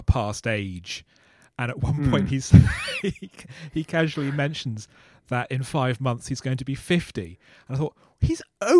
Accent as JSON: {"language": "English", "region": "South East England", "country": "United Kingdom", "tie": "born or raised there", "said": "it's exactly like how the Daily Mail recently described my hometown in a recent article."}